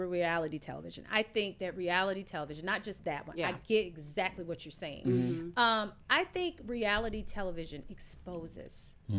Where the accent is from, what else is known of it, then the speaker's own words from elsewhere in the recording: Fayetteville, Tennessee, United States; I'm from Fayetteville